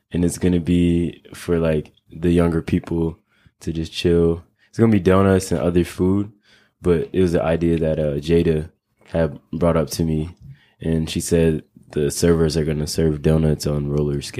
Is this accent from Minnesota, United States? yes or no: yes; Minneapolis, Minnesota, United States; born or raised there